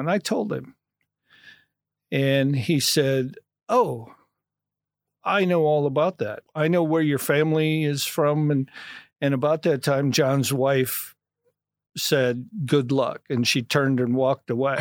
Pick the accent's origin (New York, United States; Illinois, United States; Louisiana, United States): Illinois, United States; St. Anne; now in Momence, United States; born and raised in Saint Ann, yeah. Went to, uh, Saint Ann High School